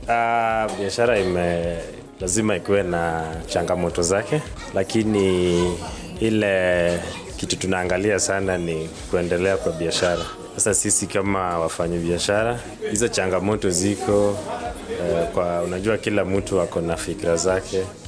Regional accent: Nyanza, Kenya; moved away; sisi ni watu tumelelewa huko sehemu za Nyanza

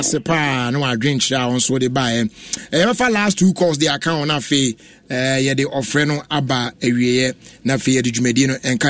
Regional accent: Tema, Greater Accra, Ghana; from Tema, New Town.

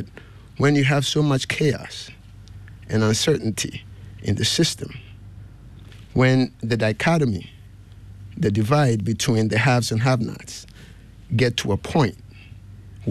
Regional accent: Kumasi, Ashanti, Ghana; moved away as an adult; also born or lived in Accra, Ghana / United States (DMV area); I was born and raised in Kumasi, but I also did some primary education in Accra. I did class 4, 5, and 6 at Garrison Primary.

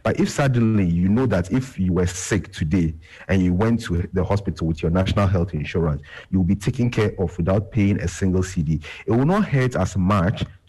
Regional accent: Ghana; as a Ghanaian

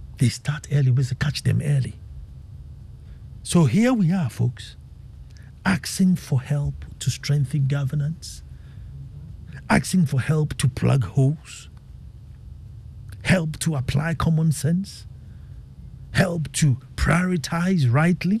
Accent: Ghana; As a Ghanaian

